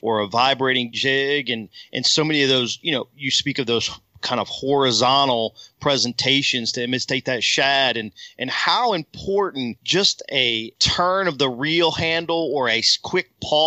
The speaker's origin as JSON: {"language": "English", "region": "Virginia", "country": "United States", "tie": "born or raised there", "moved": "as an adult", "lives_now": "Texas, United States", "said": "growing up on the Potomac River"}